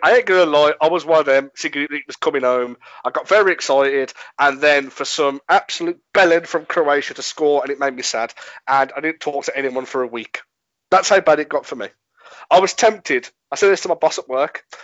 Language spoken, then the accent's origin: English; England, United Kingdom; I'm English